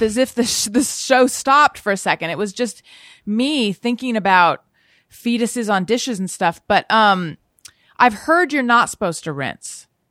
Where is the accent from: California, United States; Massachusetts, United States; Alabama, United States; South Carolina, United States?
California, United States; Orange County; accent: Orange County; I was born in Northern California. I was raised in Orange County